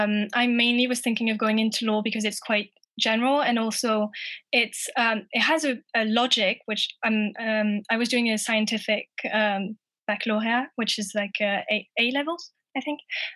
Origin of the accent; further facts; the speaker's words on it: England, United Kingdom; also born or lived in France; like I said, I'm English and French, and I saw that some degrees were between England and France, I just thought it was the perfect opportunity to mix both my cultures.